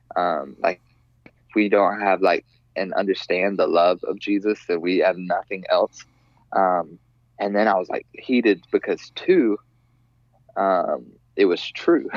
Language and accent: English; the South, United States; I grew up in the South.